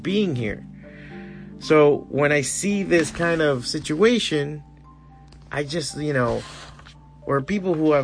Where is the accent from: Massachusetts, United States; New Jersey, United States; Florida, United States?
Florida, United States; I'm an American because I was born here